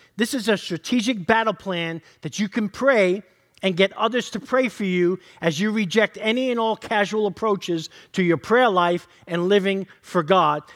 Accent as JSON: {"language": "English", "region": "New York", "country": "United States", "said": "I'm from New York."}